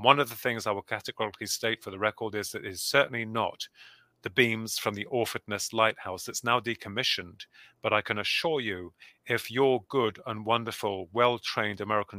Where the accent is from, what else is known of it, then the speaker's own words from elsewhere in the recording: Bedford, East of England, United Kingdom; we come from Bedford